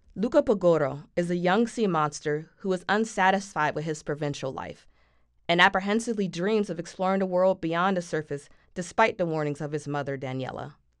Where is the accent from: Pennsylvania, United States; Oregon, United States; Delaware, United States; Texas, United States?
Pennsylvania, United States; Philadelphia; we're both from Philly